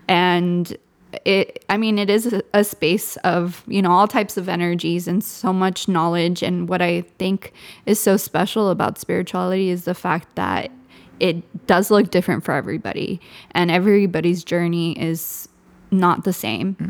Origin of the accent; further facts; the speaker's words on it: Southern California, United States; first language Spanish; English is a second language; I'm from SoCal too